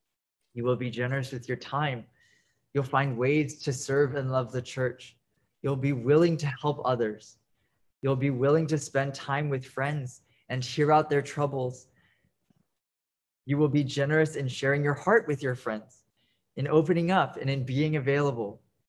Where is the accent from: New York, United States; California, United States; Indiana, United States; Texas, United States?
Texas, United States; Dallas; I'm 23 years old and I'm Japanese American and born and raised in Dallas, Texas.